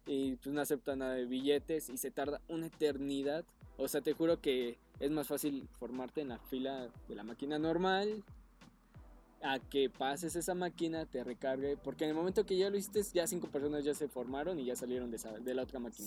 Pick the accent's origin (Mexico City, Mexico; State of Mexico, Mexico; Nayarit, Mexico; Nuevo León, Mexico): State of Mexico, Mexico; yo soy nativo de ahí